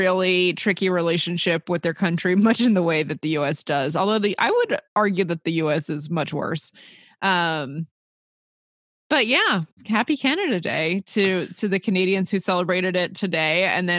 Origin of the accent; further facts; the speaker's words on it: United Kingdom; because I'm British.